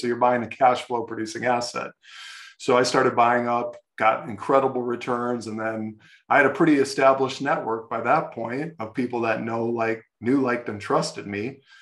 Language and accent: English; Ohio, United States; I grew up in Ohio